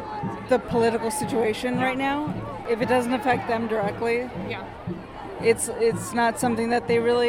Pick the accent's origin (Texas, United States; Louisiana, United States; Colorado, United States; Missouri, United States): Texas, United States; now in New York, United States; Luckily, we're in New York State, but I'm from Texas.